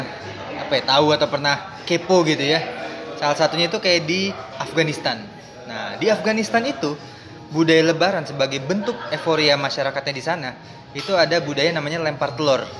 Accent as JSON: {"language": "Indonesian", "region": "East Kalimantan", "country": "Indonesia", "said": "Gue sebenarnya orang Kalimantan Timur"}